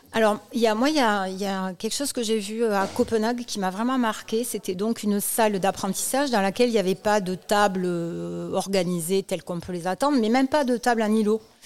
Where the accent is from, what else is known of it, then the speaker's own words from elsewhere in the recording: Toulouse, Occitania, France; comme mon accent l'indique, je suis à Toulouse et de Toulouse